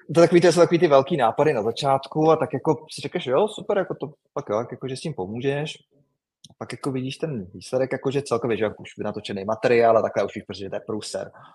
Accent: Czechia; moved away; my Češi

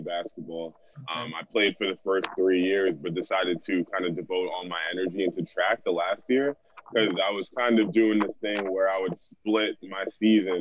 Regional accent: Broward County, South Florida, United States; also born or lived in New England; I grew up here down in South Florida, Broward County specifically

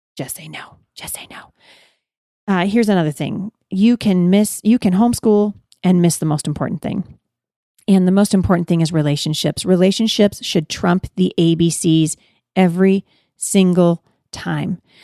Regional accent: Pacific Northwest, United States; I'm from the Pacific Northwest

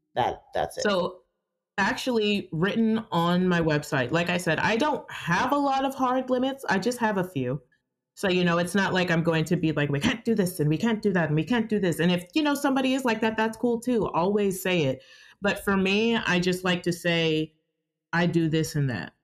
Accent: Georgia, United States; I was born and raised here in Georgia.

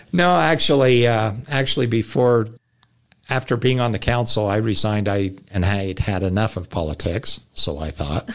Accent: North County, Utah, United States; moved away as an adult; now in Lehi, United States; I grew up in North County, but, and I had a lot of friends in Lehigh

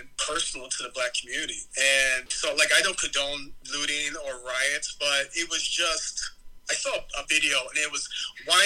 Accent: Marion, Illinois, United States; moved away as an adult; now in Chicago, United States; I grew up in Marion, Illinois. I was there for all my, you know, young life

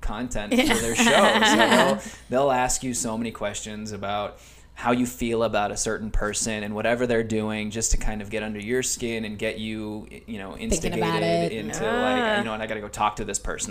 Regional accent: Phoenix, Arizona, United States; moved away as an adult; now in Los Angeles, United States; I grew up in Phoenix

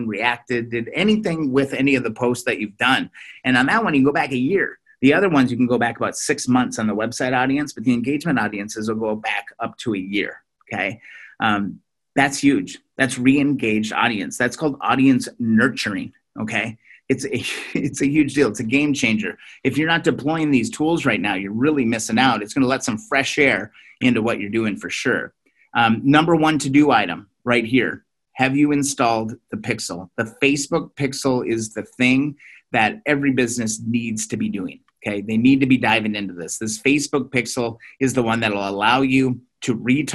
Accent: Minnesota, United States; I'm from Minnesota

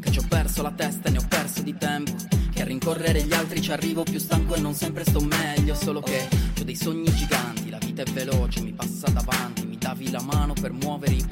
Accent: Sardinia, Italy; vengo dalla Sardegna e ho 25 anni.

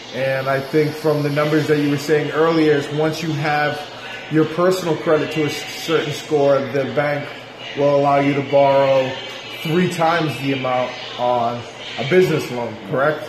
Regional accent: New Hampshire, United States; moved away as an adult; also born or lived in South Carolina; now in Atlanta, United States; I'm from New Hampshire. Right around Boston

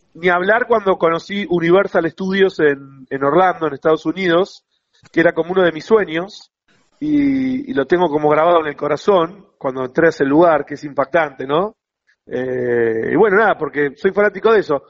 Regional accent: Buenos Aires, Argentina; yo soy del barrio de Flores. Sí. Toda mi vida

